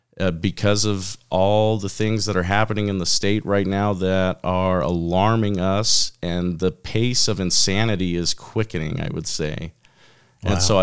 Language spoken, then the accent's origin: English; Grand Junction, Colorado, United States; also born or lived in Phoenix, United States; now in Idaho, United States; I moved to Idaho from Western Colorado, so I kind of had a mix. My mother lived in Arizona, my father lived in Colorado, so I kind of got a mix of some of the city life. I was born in Phoenix